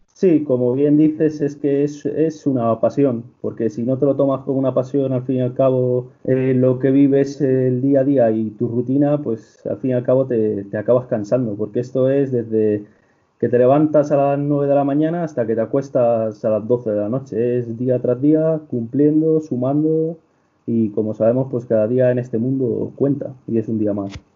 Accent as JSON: {"language": "Spanish", "region": "Castile and León", "country": "Spain", "tie": "born or raised there", "also_born_or_lived": "Salamanca", "said": "yo vengo de un pobrecillo de apenas 100 personas de la comarca de Ávila"}